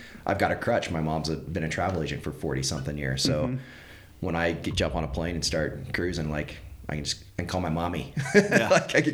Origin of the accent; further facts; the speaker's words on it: Northeast Texas, United States; as a kid growing up in Northeast Texas